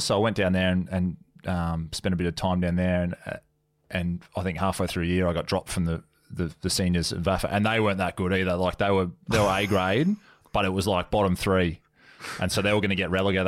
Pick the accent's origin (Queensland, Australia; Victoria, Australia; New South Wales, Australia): Queensland, Australia; Gympie; moved away as an adult; also born or lived in Brisbane, Australia; I grew up in um in Gympie, which is a couple of hours north of Brizzy, and then went to boarding school in, in Brisbane